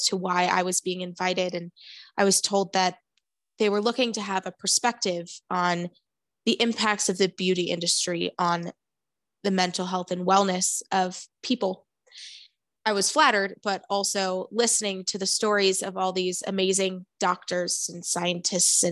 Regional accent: Rochester, New York, United States; also born or lived in Colorado / Allentown, Pennsylvania; Moved back to my hometown in Rochester, New York

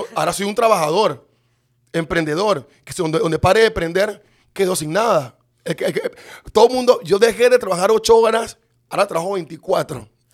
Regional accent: Panama City, Panama; Yo nací en Río Abajo, en calle 15, en la Barraca

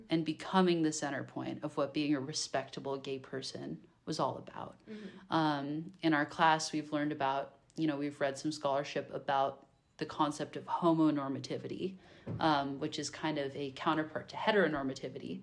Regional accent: Bay Area, Northern California, United States; I'm from Northern California, I'm from the Bay Area, so I'm from an urban, liberal area

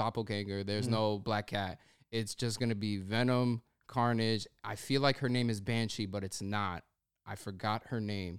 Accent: Australia; accent: Brooklyn; I got a Brooklyn accent, but I'm from Australia.

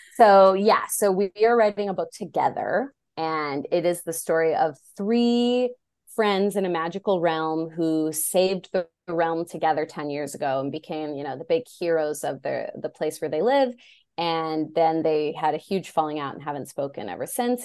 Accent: Illinois, United States; now in Los Angeles, United States; I grew up in Illinois

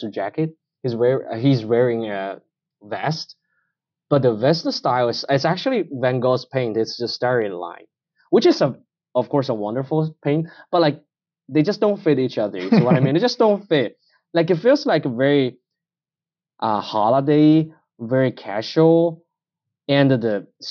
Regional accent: China; English is a second language; moved away; I'm Chinese

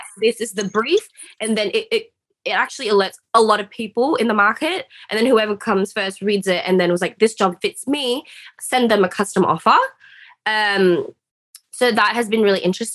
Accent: Australia; I'm Australian

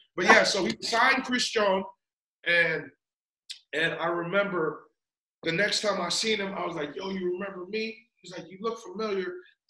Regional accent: Philippines; You know, I'm Filipino.

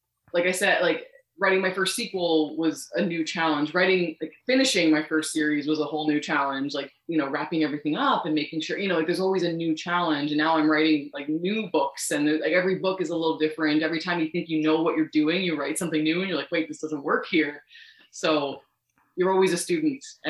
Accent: Canada; I'm Canadian

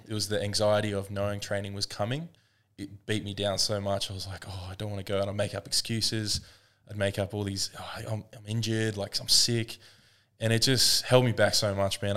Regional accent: Woodford, Queensland, Australia; I grew up in Woodford

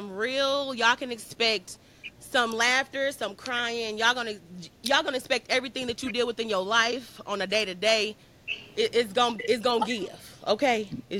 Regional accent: Pontiac, Michigan, United States; I'm from Pontiac, Michigan.

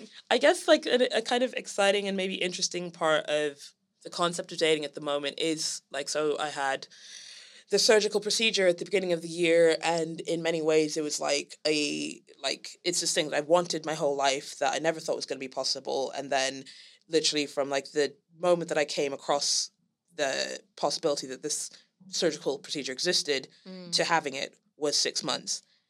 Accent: Senegal; now in London, United Kingdom; I'm half Gambian and half Liberian, and I grew up in Senegal, and I could have spent like the rest of my life in Senegal

